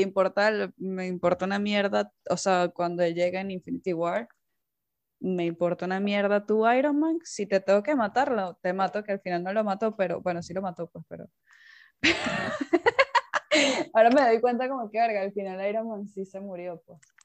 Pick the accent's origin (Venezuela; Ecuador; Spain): Venezuela; en mi país